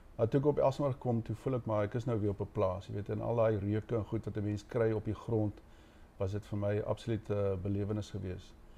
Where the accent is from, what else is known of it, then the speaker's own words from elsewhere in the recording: Karoo, South Africa; moved away as an adult; ons het nie in die Karoo groot geword